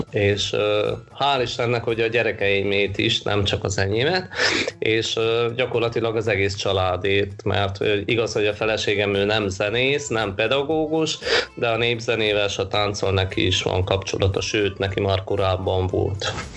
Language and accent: Hungarian; Miercurea Ciuc, Harghita County, Romania; also born or lived in Sânsimion; now in Oradea, Romania; csíki vagyok, csík, e, csík Szent Simonba szület, e, Csíkszeredába születtem, de Szent Simonba élnek a szüleim mai napig